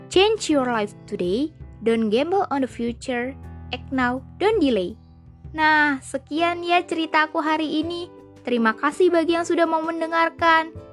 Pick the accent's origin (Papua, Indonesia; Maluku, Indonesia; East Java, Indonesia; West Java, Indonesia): West Java, Indonesia; Bekasi; Aku berasal dari Bekasi loh.